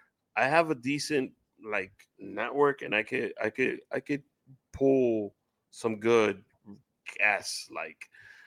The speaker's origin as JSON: {"language": "English", "town": "New York City", "region": "New York", "country": "United States", "also_born_or_lived": "Queens, New York", "lives_now": "Long Island, United States", "said": "Y'all know I'm in Long Island struggling. I'm from West Heights, I'm from uptown, but I lived in Queens for 5 years"}